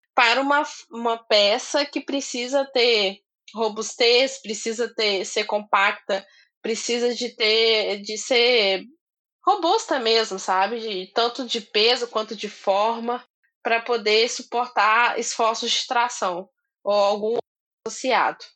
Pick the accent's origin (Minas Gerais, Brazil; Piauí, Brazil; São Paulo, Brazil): Minas Gerais, Brazil; Eu sou mineira